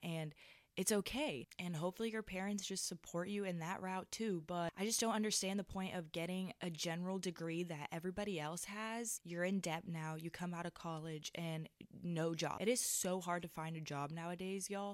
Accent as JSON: {"language": "English", "country": "Switzerland", "moved": "yes", "lives_now": "United States", "said": "I'm from Switzerland, and I am considered an international student"}